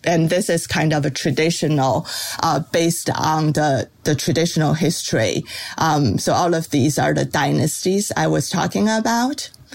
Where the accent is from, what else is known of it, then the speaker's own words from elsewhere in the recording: China; moved away; I, I grew up in China